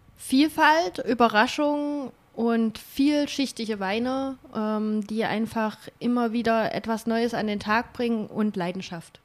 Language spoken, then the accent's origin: German; Kahla, Thuringia, Germany; ich bin in Thüringen groß geworden bei Kala